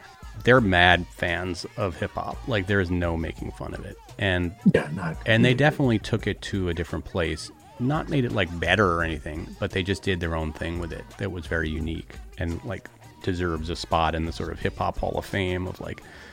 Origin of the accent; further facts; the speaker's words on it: New York, United States; I was a white guy growing up in New York